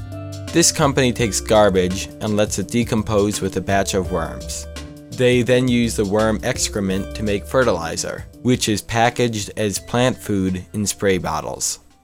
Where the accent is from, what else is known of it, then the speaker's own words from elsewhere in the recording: New York, United States; as a New Yorker